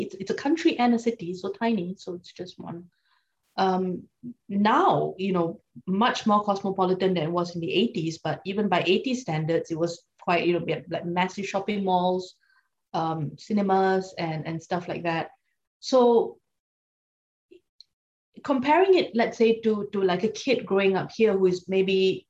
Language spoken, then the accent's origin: English; Singapore; moved away as an adult; now in England, United Kingdom; I grew up in Singapore. I'm Singaporean, so that's my nationality. So I was born in Singapore. I'm fairly typical Singaporean childhood of that time, which was in the 80s.